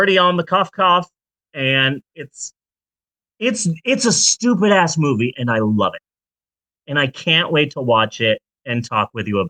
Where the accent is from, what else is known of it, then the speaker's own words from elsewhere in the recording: Phoenix, Arizona, United States; moved away; I'm from Phoenix.